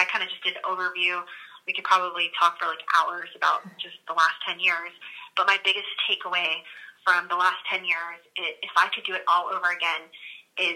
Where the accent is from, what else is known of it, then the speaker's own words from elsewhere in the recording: Florida, United States; now in Dallas-Fort Worth, United States; I'm from Florida